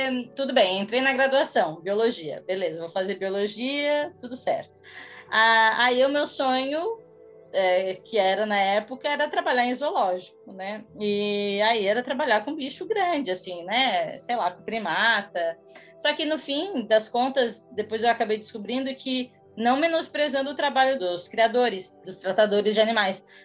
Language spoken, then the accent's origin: Portuguese; Imbituba, Santa Catarina, Brazil; moved away as an adult; now in São Paulo, Brazil; Eu sou de Santa Catarina, em Bituba, é, 90 quilômetros ao sul de, de Floripa. Eu moro em São Paulo há 10 anos, mais ou menos.